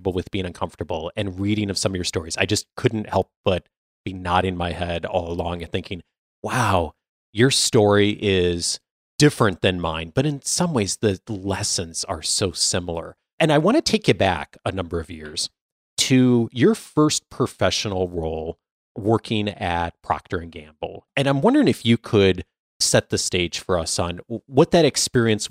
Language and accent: English; California, United States; I am from California